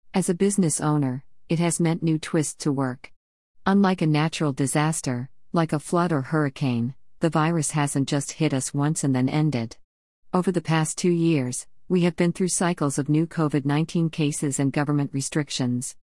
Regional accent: Sudbury, Ontario, Canada; Growing up in Sudbury, Ontario, mining is all around you

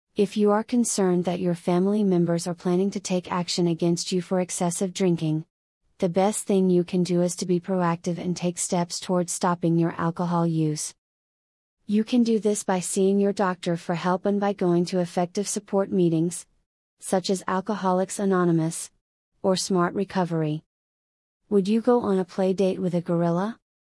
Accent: Florida, United States; my home state of Florida

